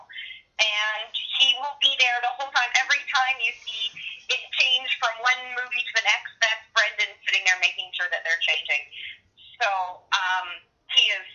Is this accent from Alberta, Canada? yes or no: yes; Edmonton, Alberta, Canada; moved away as an adult; also born or lived in Vancouver; now in Okotoks, Canada; I am originally from Edmonton